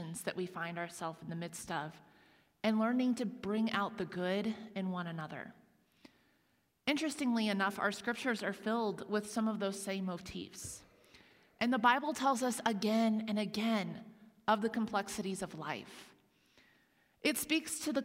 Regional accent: Huntington, Indiana, United States; the same church that I attended in my hometown of Huntington, Indiana, and we went regularly as I was growing up

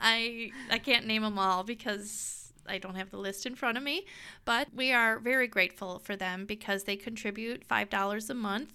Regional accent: United States; we are so American, in our American bubble

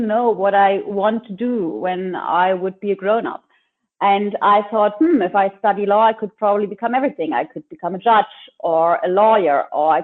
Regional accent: Lübeck, Schleswig-Holstein, Germany; I am from Lübeck, which is a cute little town in the north of Germany.

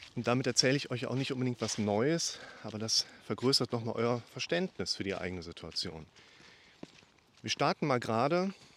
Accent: Germany; ich bin Deutscher

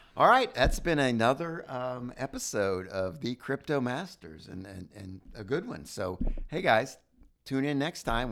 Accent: United States; as an American

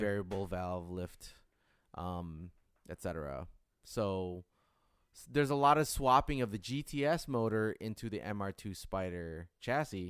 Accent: Detroit, Michigan, United States; growing up in Detroit

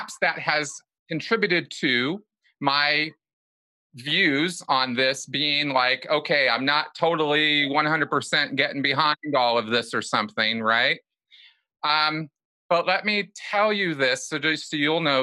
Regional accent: Pasadena, California, United States; I grew up in California, Los Angeles, Pasadena specifically

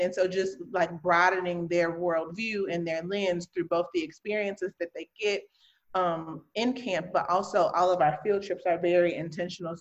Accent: Chicago, Illinois, United States; now in Milwaukee, United States; I'm originally from Chicago

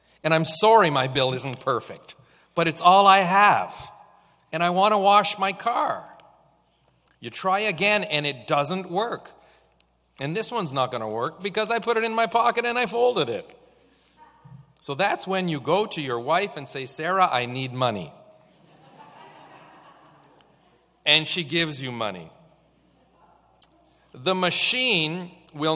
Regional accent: Canada; also born or lived in Kenya; I am a Canadian

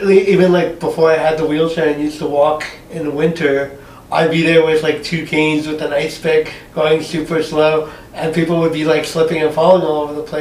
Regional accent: Montreal, Quebec, Canada; now in Ottawa, Canada; Uh, no, so I, I came from Montreal.

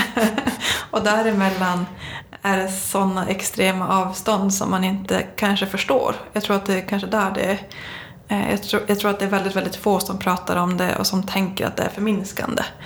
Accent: Kiruna, Norrbotten County, Sweden; jag kommer från Kiruna

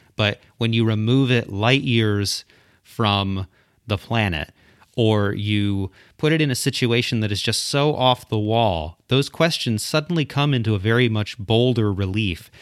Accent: South Central Michigan, United States; now in Wilmore, United States; I am from, uh, originally from, like, suburban Michigan, South Central Michigan area

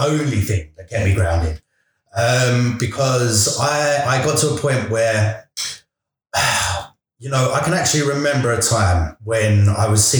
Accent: London, United Kingdom; I grew up in East London.

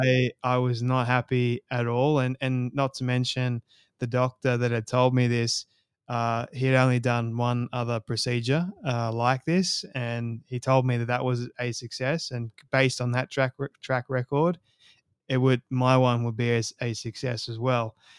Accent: Sydney, New South Wales, Australia; I was born and raised in Sydney, Australia

